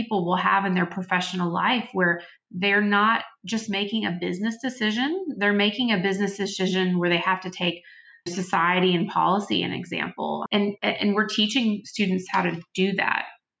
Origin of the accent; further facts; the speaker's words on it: Texas, United States; moved away as an adult; now in Washington, DC, United States; I'm originally from Texas. When I moved to DC